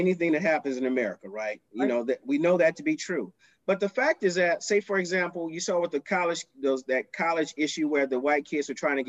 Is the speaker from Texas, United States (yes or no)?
yes; Houston, Texas, United States; Now, we grew up on the South Side of Houston.